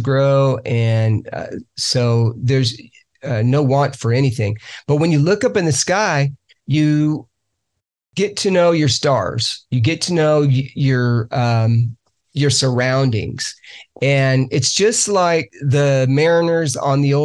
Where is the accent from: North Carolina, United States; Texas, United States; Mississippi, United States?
Texas, United States; Lubbock; also born or lived in Searcy, Arkansas; now in Georgia, United States; I'm from Lubbock